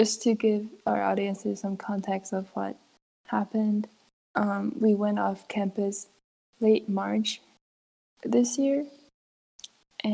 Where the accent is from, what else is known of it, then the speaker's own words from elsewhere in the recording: California, United States; moved away as an adult; also born or lived in Taiwan; my hometown is in California